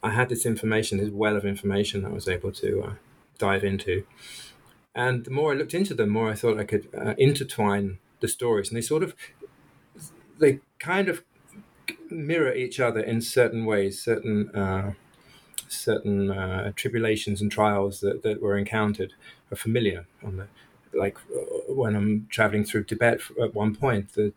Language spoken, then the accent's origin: English; England, United Kingdom; moved away as an adult; I come from England